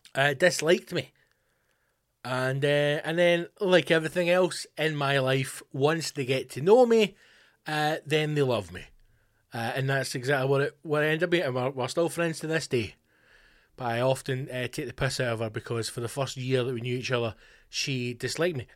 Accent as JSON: {"language": "English", "region": "West Coast of Scotland", "country": "United Kingdom", "said": "Being from the West Coast or being Scottish, indeed. It's just the way we speak"}